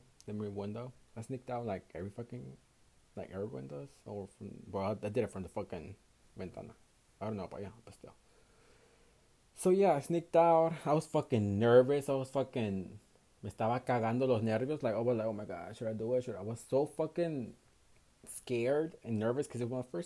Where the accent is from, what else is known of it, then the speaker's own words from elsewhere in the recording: Houston, Texas, United States; I was born and raised in Houston, Texas, in the United States